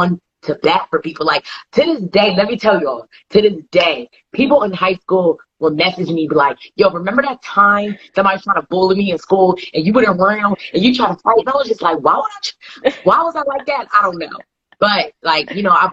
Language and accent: English; New Jersey, United States; I'm from Jersey